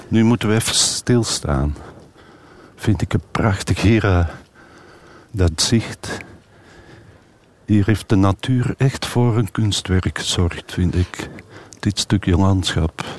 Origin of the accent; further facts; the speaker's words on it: Turnhout, Flanders, Belgium; bij ons thuis in Turnhout